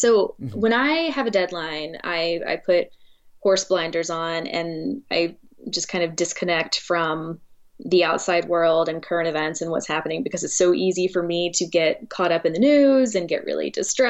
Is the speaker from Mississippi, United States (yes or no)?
yes; Mississippi, United States; also born or lived in Los Angeles; I'd been very insulated growing up in Mississippi, because I came from like a school that was predominantly Black and a community that was predominantly Black.